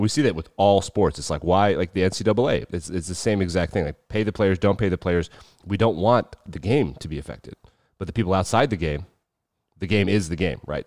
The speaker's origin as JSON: {"language": "English", "country": "United States", "said": "as an American"}